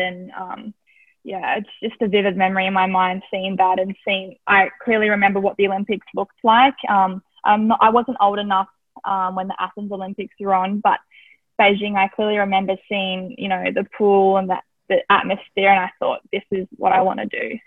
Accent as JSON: {"language": "English", "region": "Tasmania", "country": "Australia", "tie": "born or raised there", "said": "growing up in Tassie was, um, I loved it. I had a great childhood"}